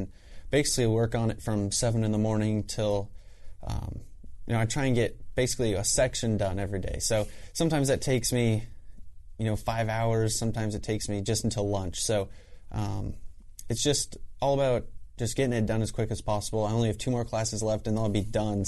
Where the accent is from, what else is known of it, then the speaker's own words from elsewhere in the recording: Southern California, United States; moved away; we're from Southern California originally also, so kind of grew up around each other